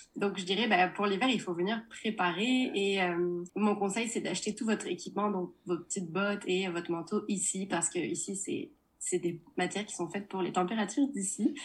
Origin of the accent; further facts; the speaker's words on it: Nantes, Pays de la Loire, France; moved away as an adult; now in Montreal, Canada; je viens de Nantes